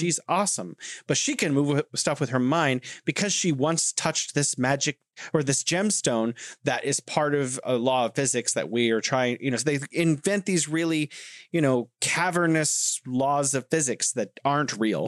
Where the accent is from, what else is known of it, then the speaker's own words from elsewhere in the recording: United States; I grew up in America and watching American movies